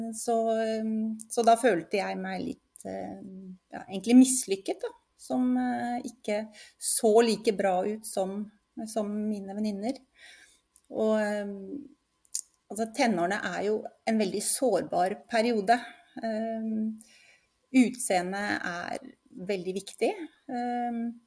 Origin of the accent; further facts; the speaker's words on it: Oslo, Norway; now in Lillestrøm, Norway; Født og oppvokst i Oslo, men bor nå på Lillestrøm sammen med mannen min